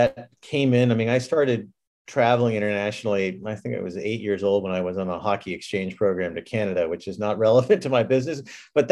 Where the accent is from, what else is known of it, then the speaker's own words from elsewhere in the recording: New England, United States; moved away as an adult; also born or lived in Scotland / California / Japan; I grew up in New England